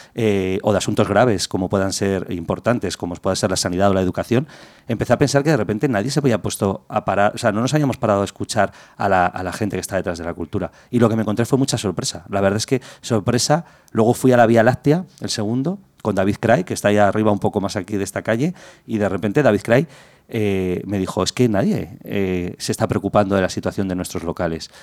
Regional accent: Madrid, Community of Madrid, Spain; Yo he nacido en Madrid, soy madrileño, he vivido muchos años eh, por Madrid en diferentes barrios

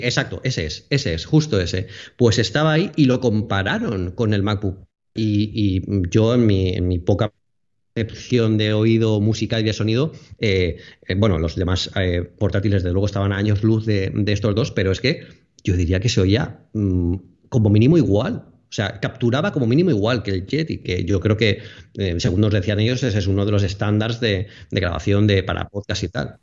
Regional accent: Alicante, Valencian Community, Spain; soy de Alicante

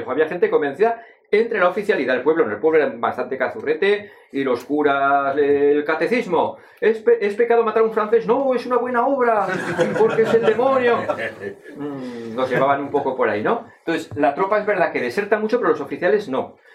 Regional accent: Zaragoza, Aragon, Spain; ciñéndome un poco a aragoneses, al fin y al cabo soy de Zaragoza, la tierra siempre tira

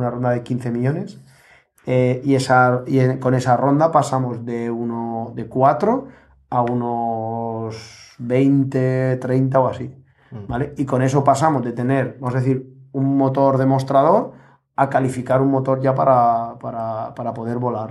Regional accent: Elche, Valencian Community, Spain; los dos somos de Elche

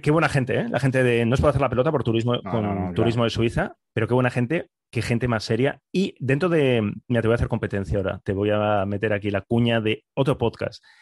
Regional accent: Bilbao, Basque Country, Spain; yo soy de Bilbao

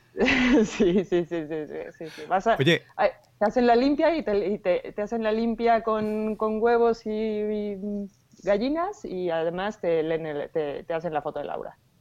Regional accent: Mexico; now in Spain; soy mexicana. llevo ya mucho tiempo en España, pero soy mexicana

